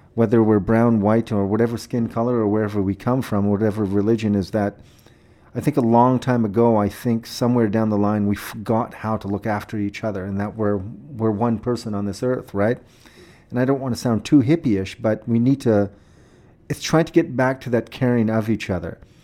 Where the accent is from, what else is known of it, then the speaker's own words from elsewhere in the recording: Saskatoon, Saskatchewan, Canada; Well, I grew up here. I grew up in Saskatoon. I was born here.